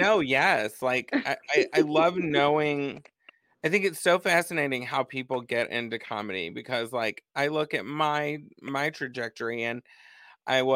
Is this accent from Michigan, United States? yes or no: no; Texas, United States; moved away; also born or lived in California; I grew up in Texas, you know, I had to move to California